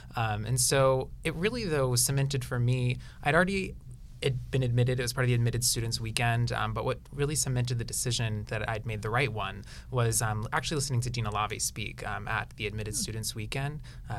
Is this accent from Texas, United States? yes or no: no; Atlanta, Georgia, United States; I'm originally from here in Atlanta.